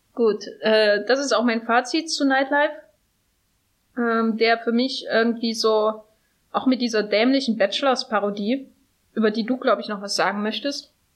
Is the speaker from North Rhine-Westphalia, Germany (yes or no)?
no; Gera, Thuringia, Germany; now in Berlin, Germany; meiner Heimatstadt Gera